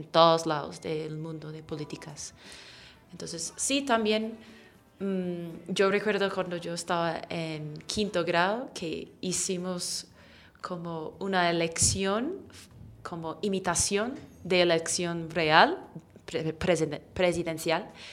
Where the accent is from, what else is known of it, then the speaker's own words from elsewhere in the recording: Sea Cliff, New York, United States; Spanish is a second language; moved away as an adult; also born or lived in Spain; now in Colombia; mi pueblo que se llama Sea Cliff